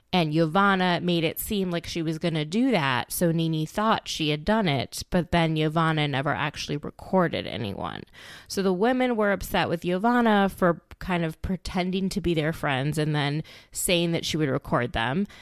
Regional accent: Minneapolis, Minnesota, United States; my hometown of Minneapolis, Minnesota

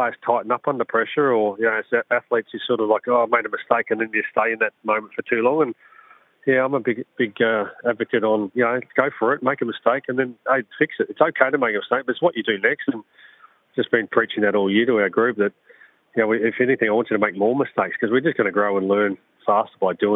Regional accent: South Australia, Australia; moved away as an adult; also born or lived in Brisbane; growing up in South Australia

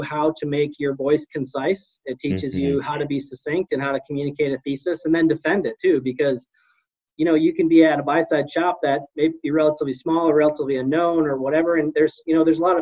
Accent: Midwest, United States; I'm from the Midwest

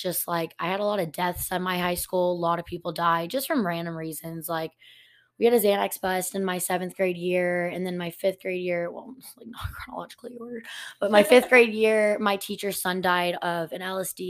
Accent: Montgomery, Texas, United States; growing up, I grew up in Montgomery.

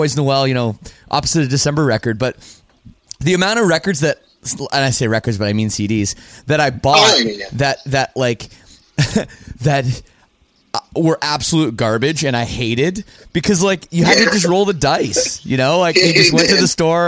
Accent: Canada; I'm from Canada too

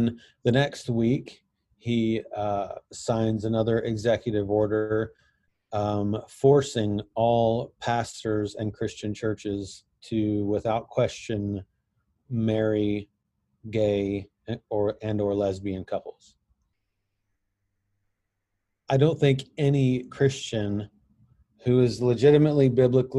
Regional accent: United States; I'm white, I have a beard, and I'm from America

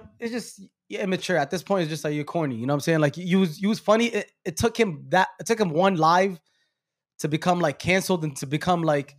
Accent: New York City, New York, United States; I'm from Brooklyn.

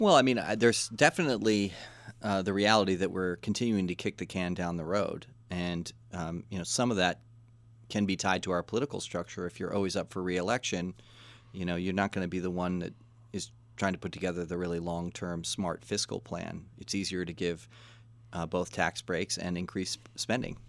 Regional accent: Washington, District of Columbia, United States; We grew up in Washington, D C.

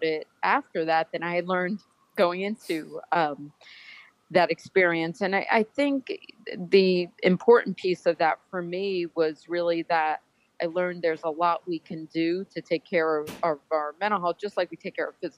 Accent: Northeast, United States; moved away; also born or lived in Georgia; I grew up in the Northeast

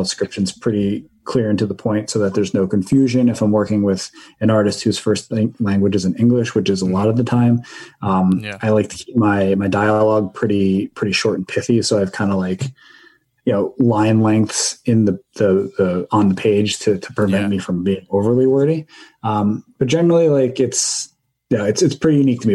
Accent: northern Jersey Shore, Raritan Bay, New Jersey, United States; so I grew up in New Jersey, um, on the northern part of the Jersey Shore

